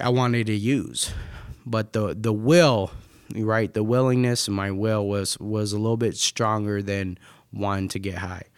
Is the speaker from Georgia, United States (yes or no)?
no; Las Vegas, Nevada, United States; now in Michigan, United States; I'm not from Michigan, I'm actually from Vegas